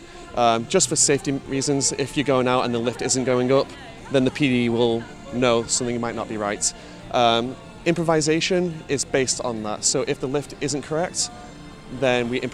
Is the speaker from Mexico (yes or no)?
no; Manchester, North West England, United Kingdom; I'm from Manchester, England